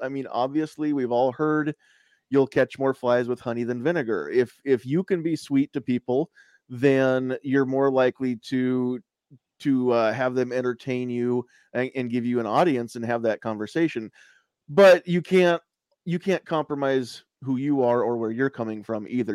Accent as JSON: {"language": "English", "country": "United States", "said": "As an American"}